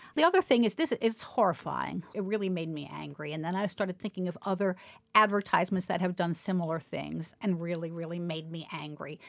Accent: Baltimore, Maryland, United States; when I was growing up in Baltimore

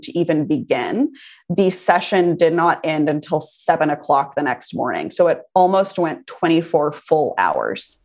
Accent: Texas, United States; I grew up in Texas I love this state. I live here now.

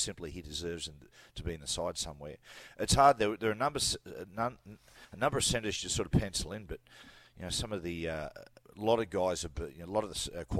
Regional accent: Newcastle, New South Wales, Australia; I had, 10 years at Newcastle Knights. I was playing for my hometown

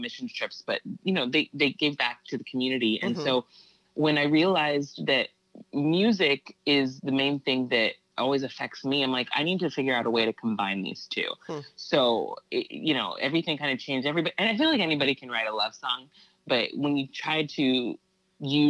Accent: Santa Barbara, California, United States; now in Los Angeles, United States

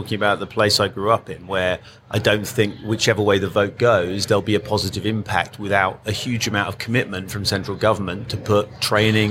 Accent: Great Yarmouth, East of England, United Kingdom; now in France; the people I grew up with in Great Yarmouth

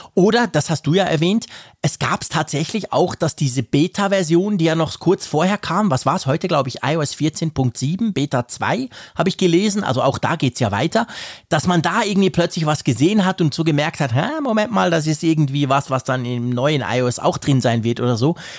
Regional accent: Bern, Switzerland; bei uns in Bern

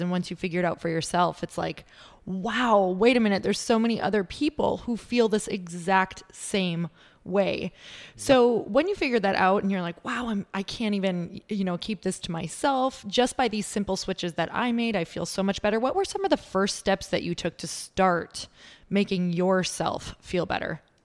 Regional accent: Midwest, United States; moved away; I'm originally from the Midwest

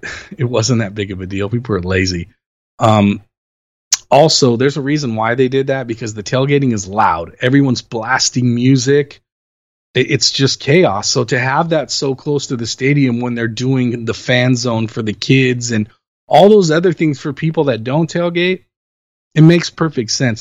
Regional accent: Los Angeles, California, United States; I'm born and raised in Los Angeles. I've lived here since 1978 when I was born

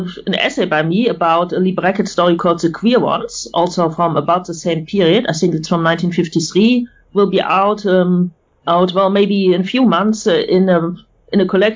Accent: Bremen, Germany; I'm from Bremen in northern Germany

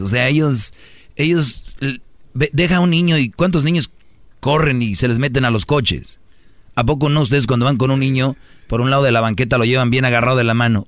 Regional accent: Mexico; los mexicanos nos reímos de la muerte

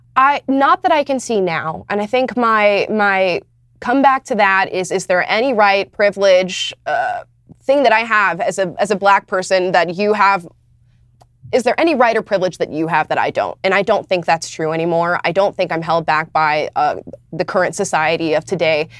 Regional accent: Florida, United States; moved away as an adult; now in Los Angeles, United States; I'm from Florida

